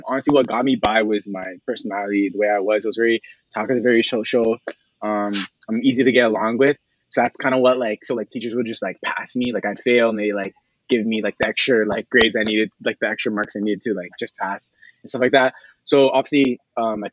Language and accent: English; Hamilton, Ontario, Canada; I'm from Hamilton, Ontario